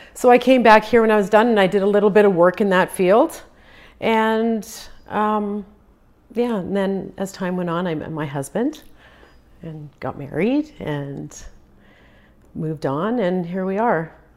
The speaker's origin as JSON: {"language": "English", "town": "Prince George", "region": "British Columbia", "country": "Canada", "tie": "born or raised there", "also_born_or_lived": "Croatia", "first_language": "Croatian", "second_language": "English", "said": "just a year old when I came here"}